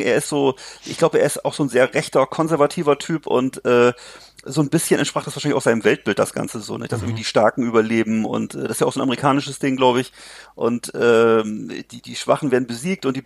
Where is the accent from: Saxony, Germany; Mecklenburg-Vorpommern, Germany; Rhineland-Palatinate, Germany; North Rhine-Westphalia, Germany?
Mecklenburg-Vorpommern, Germany; auf dem Lande hier bei uns in Mecklenburg-Vorpommern